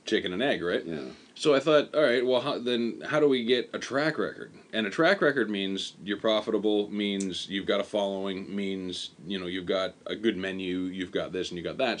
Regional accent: Canada; moved away as an adult; now in Japan; for me as a Canadian

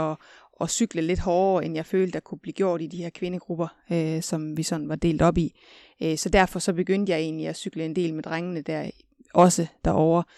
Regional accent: West Jutland, Central Denmark Region, Denmark; nu kommer jeg fra Vestjylland

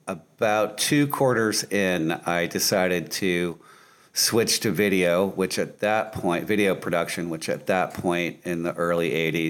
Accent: Connecticut, United States; moved away as an adult; now in Savannah, United States; I actually was born and raised in Connecticut.

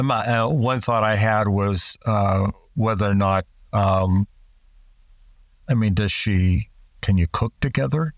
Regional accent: United States; in the United States, we talk about the, we're a melting pot

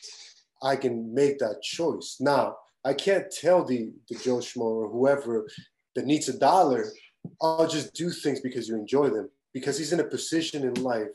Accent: Tijuana, Baja California, Mexico; moved away; where I grew up in Tijuana

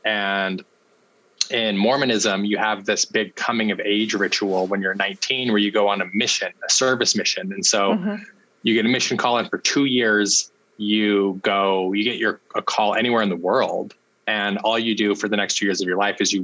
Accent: Salt Lake City, Utah, United States; I grew up in Salt Lake City, Utah. Okay. And born and raised there, loved my childhood

